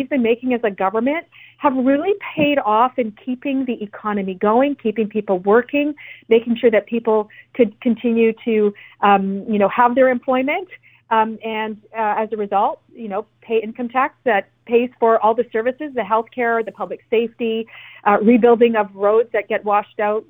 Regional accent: British Columbia, Canada; what it means for us as British Columbians

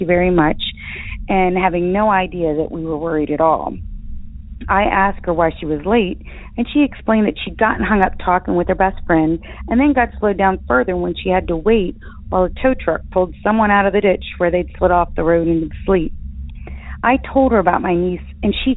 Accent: Appalachia, United States; also born or lived in Virginia / West Virginia; My sister and I were raised in Appalachia, in Virginia and West Virginia

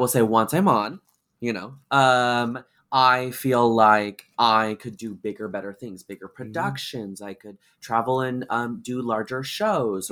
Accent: Vancouver, Washington, United States; I'm from Vancouver, Washington.

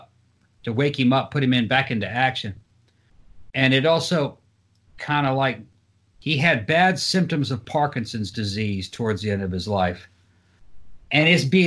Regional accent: Brazil; Growing up in Brazil

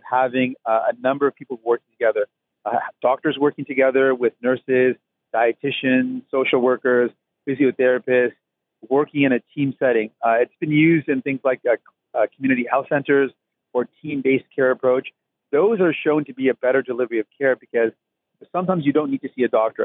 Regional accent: Windsor, Ontario, Canada; moved away; when I was growing up in Windsor

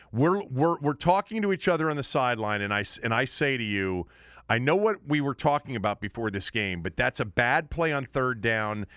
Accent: Washington, District of Columbia, United States; also born or lived in suburban Maryland; I've lived in D.C. and suburban Maryland, and now I'm back in D.C. I always say I'm from Washington, D.C.

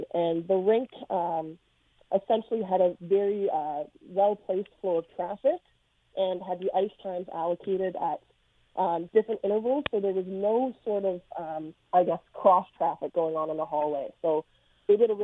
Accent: Toronto, Ontario, Canada; growing up in Toronto

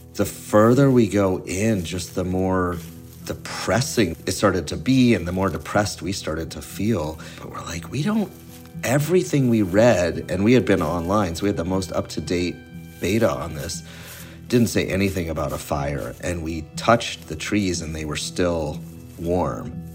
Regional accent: Keene, New Hampshire, United States; now in Halifax, United States; I grew up about 40 minutes east of here in Keene, New Hampshire

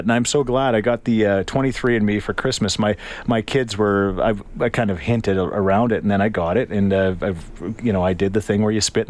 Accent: Thorsby, Alberta, Canada; we're going to meet you guys in Thorsby, where your first stop is going to be, which is my hometown, where I proudly say that I hail from.

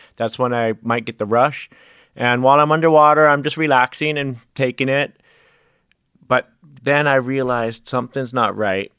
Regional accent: Hawaii, United States; growing up in Hawaii

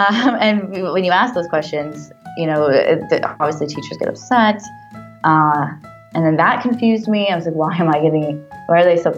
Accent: Florida, United States; also born or lived in Simi Valley, California; I was born in Simi Valley, California, and then I left when I was about 3 to South Florida.

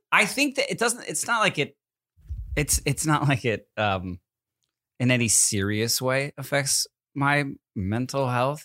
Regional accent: New Jersey, United States; also born or lived in Connecticut; now in California, United States; Growing up in New Jersey and Connecticut

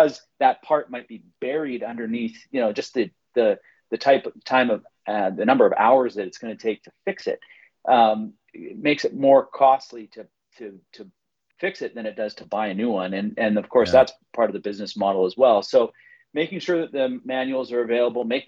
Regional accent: British Columbia, Canada; I'm from British Columbia

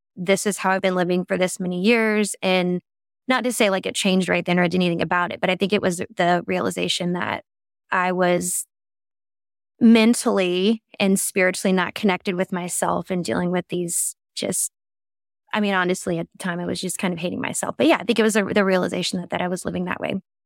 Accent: the South, United States; I grew up in the South

